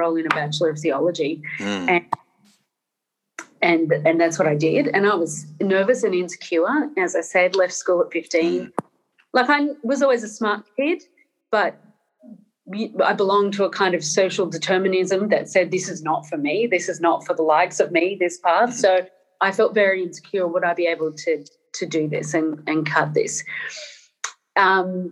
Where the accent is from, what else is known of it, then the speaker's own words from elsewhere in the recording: Northern Ireland, United Kingdom; born in Northern Ireland in a Catholic family, so there were certain political leanings and assumptions, especially around class and things like colonialism, that I was raised on.